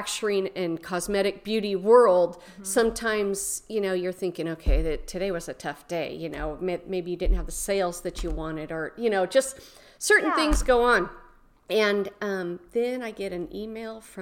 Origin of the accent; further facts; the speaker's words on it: Manteca, California, United States; I grew up in Manteca, California.